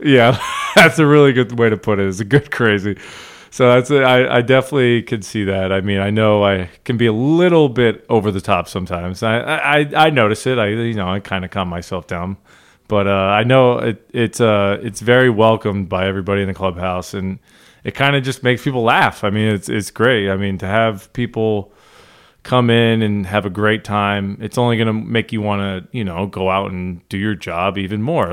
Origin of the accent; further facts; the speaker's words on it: Northeast, United States; I grew up in the Northeast